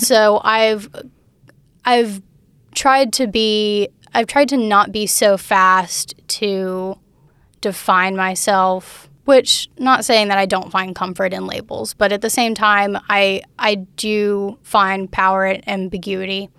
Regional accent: Fairhope, Alabama, United States; also born or lived in Mobile, Alabama / Daphne, Alabama; I grew up in Fairhope, but I was born in Mobile

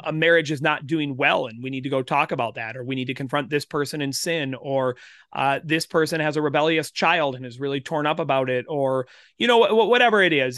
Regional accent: South Central Minnesota, United States; now in Winchester, Kansas, United States; I grew up in South Central Minnesota. Grew up in a rural, uh, community

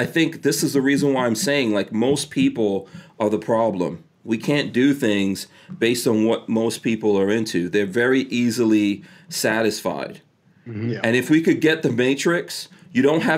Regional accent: New York City, New York, United States; I grew up in New York City.

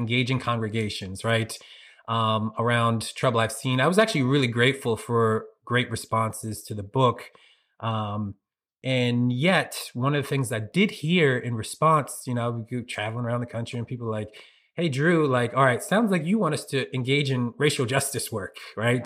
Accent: Norristown, Pennsylvania, United States; moved away as an adult; also born or lived in Philadelphia, US (West Oak Lane, East Germantown); now in Harrisburg, United States; I'm originally from Philly or Norristown in particular. I lived in Norristown for fifteen years

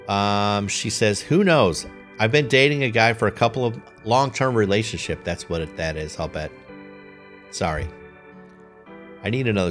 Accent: Chicago, Illinois, United States; moved away; born and raised in Chicago

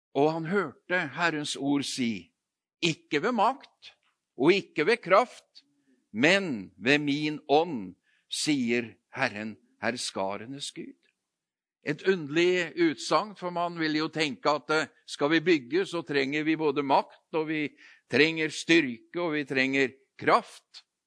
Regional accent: Notodden, Telemark, Norway; moved away; jeg kommer fra Notodden. Eh, vokst, født og vokst opp der, men jeg har jo bodd flere andre steder òg

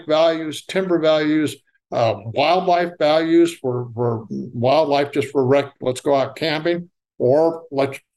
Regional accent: Nebraska, United States; now in Tennessee, United States; I'm from Nebraska, where we had wild plums just lining the roadside

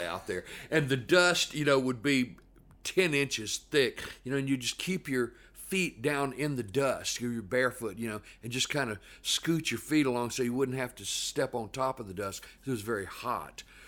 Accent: Rolling Fork, Mississippi, United States; also born or lived in Vicksburg, Mississippi; I grew up in Rolling Fork, which is a very small town

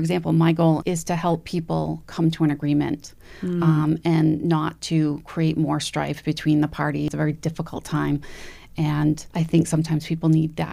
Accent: Acushnet, Massachusetts, United States; I grew up in Acushnet

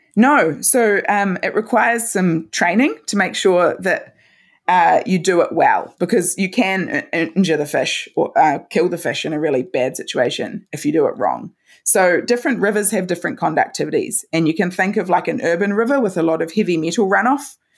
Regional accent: Christchurch, Canterbury, New Zealand; I studied at the University of Canterbury in my hometown, and I've been lucky enough to, to stay here

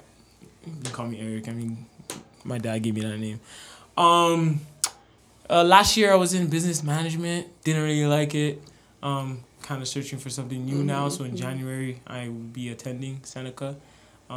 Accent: Toronto, Ontario, Canada; I grew up in the Jane and Finch area

